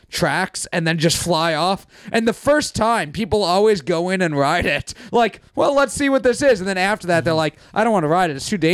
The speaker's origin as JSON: {"language": "English", "region": "New York", "country": "United States", "said": "I'm from New York"}